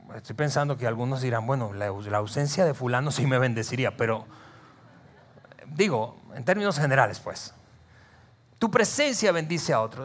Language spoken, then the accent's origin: Spanish; Venezuela; moved away as an adult; now in Saltillo, Mexico; yo crecí en un país, en Venezuela, algunos de ustedes saben que soy eh, venezolano de nacimiento, mexicano eh, por naturalización. Ya tenemos 15 años casi viviendo aquí en, Saltillo